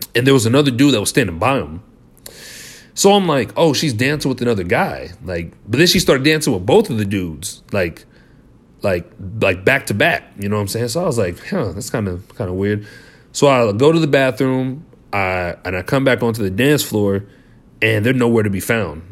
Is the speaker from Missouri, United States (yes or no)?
yes; Liberty, Missouri, United States; we're from Liberty